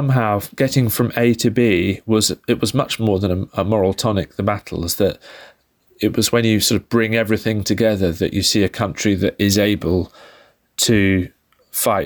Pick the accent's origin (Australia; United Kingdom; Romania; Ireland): United Kingdom; we're both British